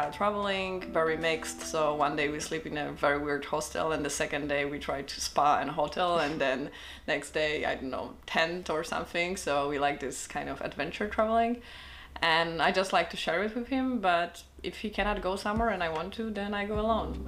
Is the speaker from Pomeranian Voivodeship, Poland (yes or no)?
yes; Gdańsk, Pomeranian Voivodeship, Poland; now in Vienna, Austria; in Poland, in Gdańsk, that's my hometown. That's where the memories are, that's where I grew up